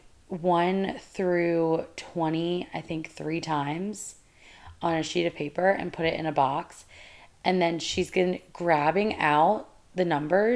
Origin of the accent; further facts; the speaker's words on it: United States; we are American